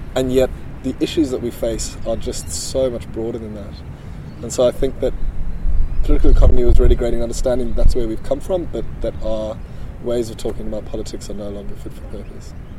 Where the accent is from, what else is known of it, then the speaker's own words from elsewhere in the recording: South Africa; I grew up in South Africa, very conservative um, socially